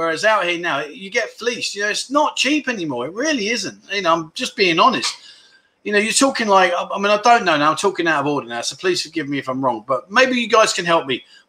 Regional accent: Melbourne, Victoria, Australia; Where are we? I'm from Melbourne, the nanny state.

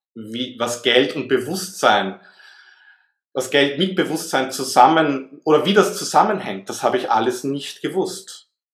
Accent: Vienna, Austria; also born or lived in Southern France; now in France; ich bin in Wien geboren, wie man das vielleicht ein bisschen heraushören kann aus meinem Akzent heraus.

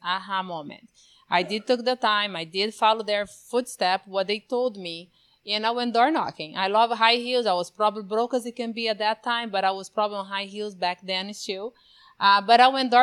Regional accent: Brazil; moved away as an adult; now in United States; born and raised in Brazil, not just that, in the middle of the Amazon

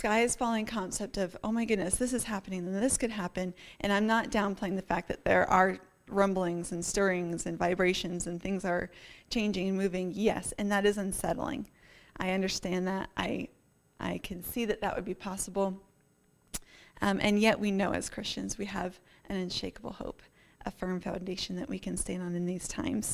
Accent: Northeast, United States; now in Colorado, United States; I grew up in the Northeast, so we're quite familiar with, you know, blizzards and nor'easters and squalls

